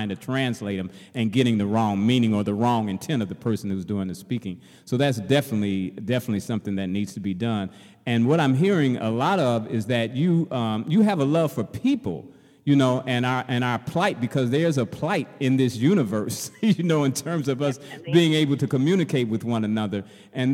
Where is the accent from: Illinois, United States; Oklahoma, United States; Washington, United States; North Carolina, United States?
Illinois, United States; Chicago; I'm from Chicago, and the entire school system in Chicago